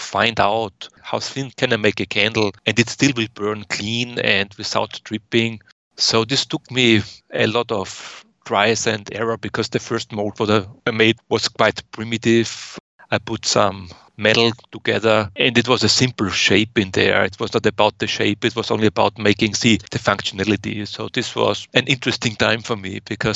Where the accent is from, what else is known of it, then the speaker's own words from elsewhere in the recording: Austria; moved away as an adult; now in United States; I was born in Austria and I lived for over 30 years in Austria before I came over to the US.